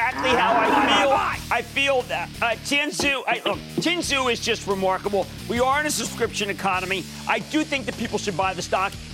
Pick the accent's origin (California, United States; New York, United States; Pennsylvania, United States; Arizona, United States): Pennsylvania, United States; Philadelphia; also born or lived in New Jersey; I'm Philadelphian